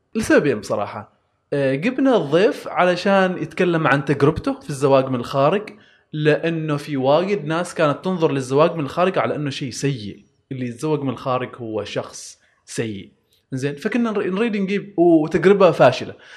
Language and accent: Arabic; Oman; عندنا في عمان